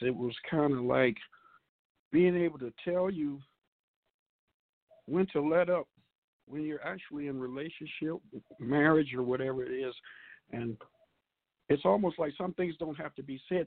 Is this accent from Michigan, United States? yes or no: yes; Grand Rapids, Michigan, United States; now in Flint, United States; I'm a native of Grand Rapids